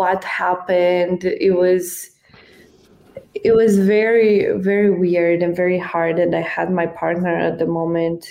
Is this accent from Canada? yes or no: no; Romania; moved away as an adult; also born or lived in United States; So I was in Romania. I grew up in Romania. I spent my whole life there until I was 24.